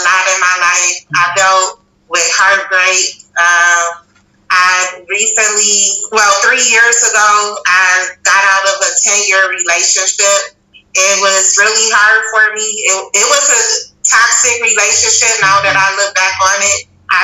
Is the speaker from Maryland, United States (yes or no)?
no; Milwaukee, Wisconsin, United States; also born or lived in New Orleans, Louisiana; I was raised in Milwaukee, Wisconsin